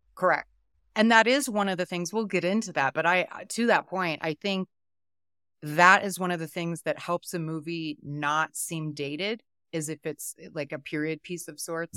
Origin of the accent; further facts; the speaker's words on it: United States; I'm so American